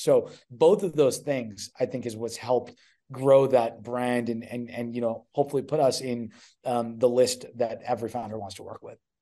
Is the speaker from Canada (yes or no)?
yes; Edmonton, Alberta, Canada; moved away as an adult; also born or lived in Ontario; I'm from Canada originally, uh, grew up in, in Edmonton, Alberta